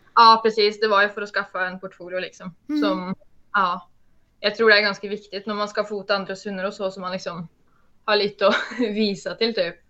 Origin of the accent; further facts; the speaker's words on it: Norway; accent: Norwegian; jag är norsk